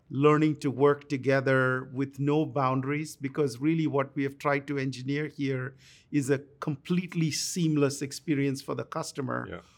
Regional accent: India; moved away as an adult; now in United States; I grew up in India

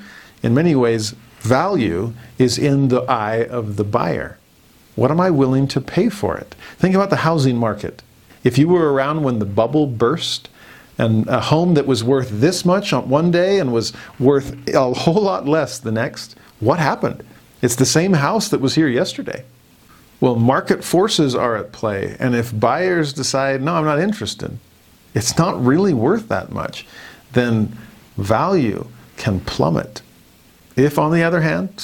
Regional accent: United States; I'm a Westerner. I'm an American, a capitalist

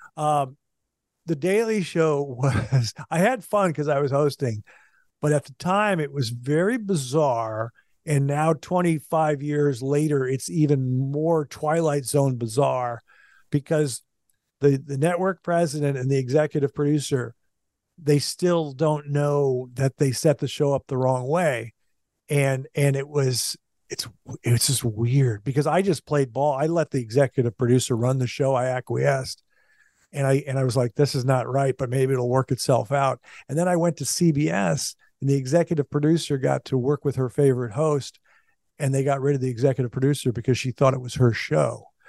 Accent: Minnesota, United States; moved away; also born or lived in Kansas City, Missouri / Kansas City, Kansas; growing up in Minnesota

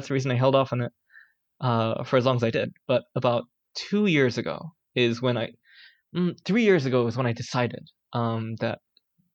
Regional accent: Singapore; I grew up in Singapore, spent my whole life here.

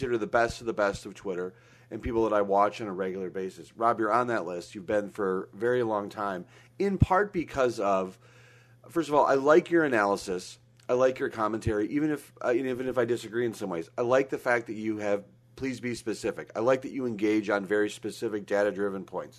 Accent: Minnesota, United States; growing up in Minnesota

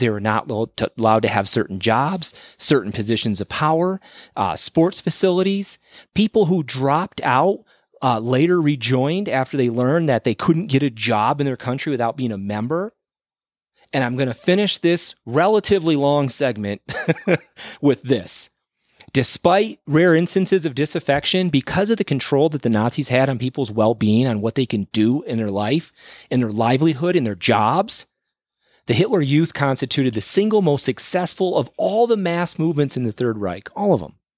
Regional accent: Michigan, United States; I grew up in Michigan

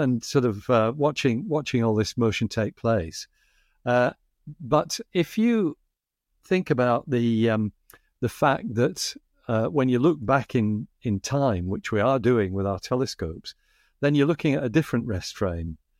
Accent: Bradford, Yorkshire and the Humber, United Kingdom; accent: Northern England flat vowels; now in Australia; where I grew up in Bradford in the north of England

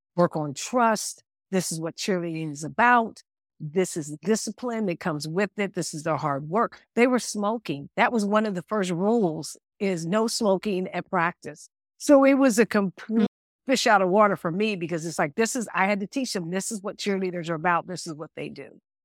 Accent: United States; moved away as an adult; also born or lived in Munich, Germany; me being a American coach

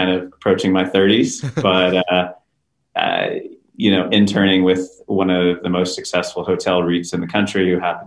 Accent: Houston, Texas, United States; also born or lived in San Francisco, California; my wife and I, we're from Texas, from Houston

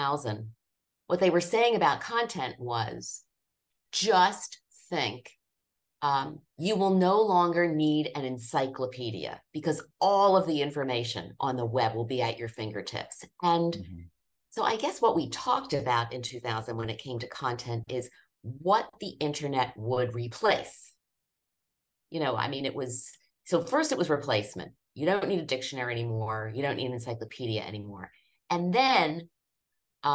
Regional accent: Norristown, Pennsylvania, United States; moved away; I grew up in Norristown, Pennsylvania, which is about 20 miles northwest of Philadelphia

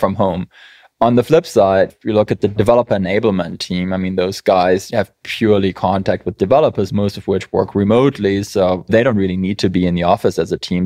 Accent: Germany; now in United States; I'm from Germany, we just love policy and process

